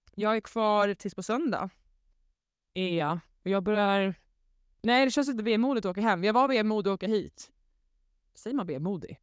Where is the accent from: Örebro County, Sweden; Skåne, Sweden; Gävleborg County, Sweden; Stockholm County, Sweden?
Skåne, Sweden; Svedala; Äntligen hemma i Slödala